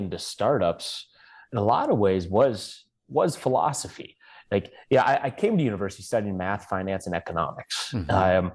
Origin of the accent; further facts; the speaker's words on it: Blaine, Washington, United States; also born or lived in Vancouver, Canada; grew up in the U.S. in a small town called Blaine, Washington